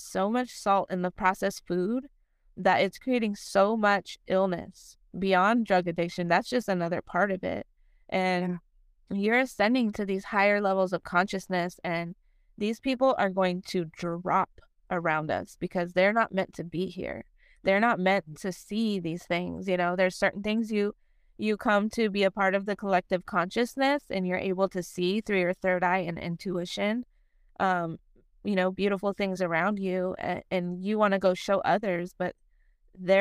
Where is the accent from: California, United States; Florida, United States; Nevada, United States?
Nevada, United States; Las Vegas; moved away as an adult; I come from Las Vegas, from the city of sin. I was born and raised there. I lived there for 21 years.